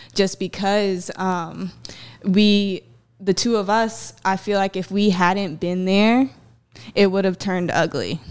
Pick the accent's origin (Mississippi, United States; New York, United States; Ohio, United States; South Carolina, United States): South Carolina, United States; Myrtle Beach; I grew up here in, uh, Myrtle Beach.